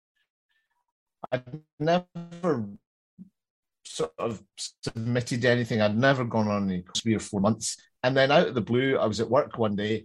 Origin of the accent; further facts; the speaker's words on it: Glasgow, Scotland, United Kingdom; I'm from Glasgow